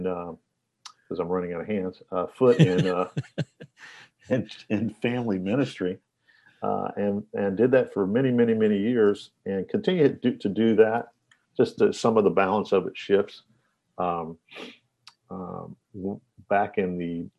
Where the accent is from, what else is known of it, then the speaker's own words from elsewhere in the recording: Nashville, Tennessee, United States; I grew up in Nashville, Tennessee, and I live here currently